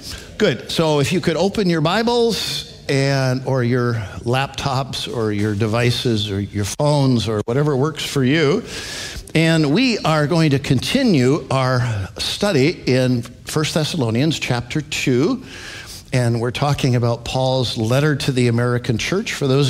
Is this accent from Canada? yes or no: yes; Alberta, Canada; now in United States; I grew up in Alberta, Canada, Western Canada.